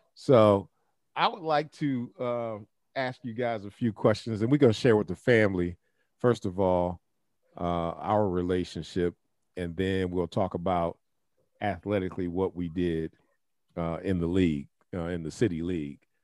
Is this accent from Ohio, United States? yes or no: yes; Scott district, Ohio, United States; I grew up in the Scott district